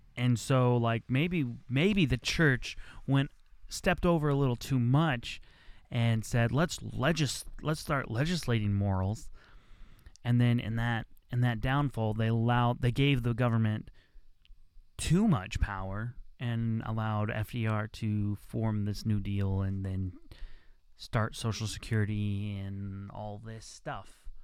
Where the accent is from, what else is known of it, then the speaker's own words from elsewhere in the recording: United States; as an American